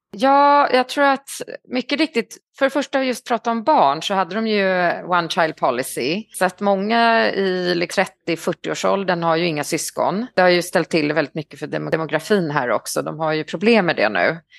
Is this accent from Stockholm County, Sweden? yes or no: yes; Stockholm, Stockholm County, Sweden; moved away as an adult; also born or lived in Paris, France; now in China; Jag är stockholmare, född i Stockholm på Östermalm, bodde där till jag var 23